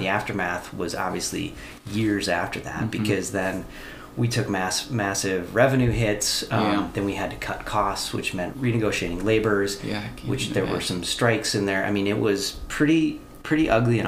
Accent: Barron, Wisconsin, United States; moved away; we're from Barron

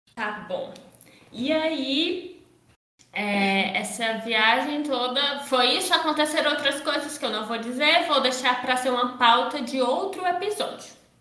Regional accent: Paracuru, Ceará, Brazil; eu sou de Paracuru, então eu e meu irmão a gente iria sair daqui de Paracuru

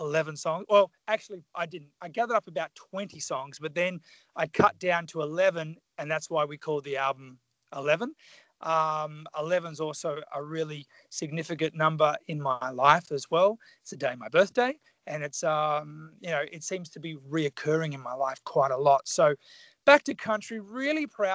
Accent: Tasmania, Australia; moved away; So I grew up in Tasmania, which is the southern state of Australia. I grew up very country

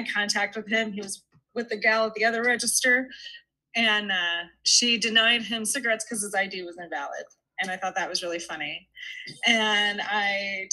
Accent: Tucson, Arizona, United States; I'm from Tucson

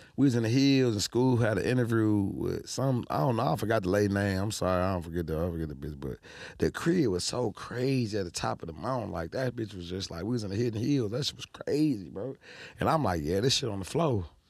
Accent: Detroit, Michigan, United States; we from Detroit

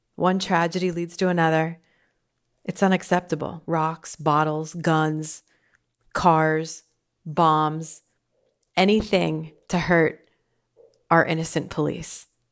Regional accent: Pottsville, Pennsylvania, United States; I grew up in Pottsville

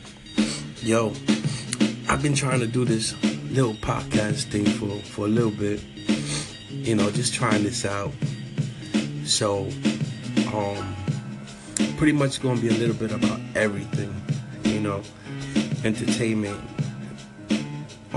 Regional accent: New York, United States; I was raised in New York

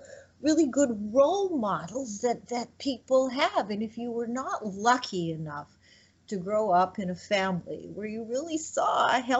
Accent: Canada; moved away; also born or lived in Quebec; I'm Canadian

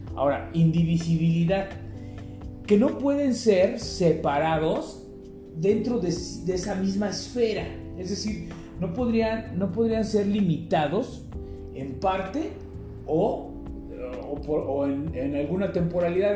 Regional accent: Mexico; ciudadanos mexicanos

